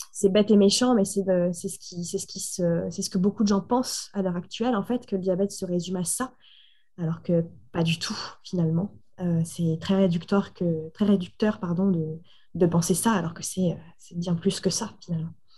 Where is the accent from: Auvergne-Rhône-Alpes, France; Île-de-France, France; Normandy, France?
Normandy, France; je suis originaire donc, de Normandie